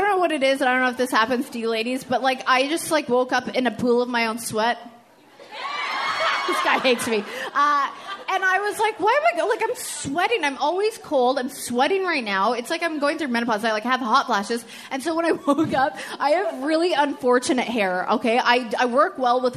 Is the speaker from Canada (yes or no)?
yes; Edmonton, Alberta, Canada; I'm from Edmonton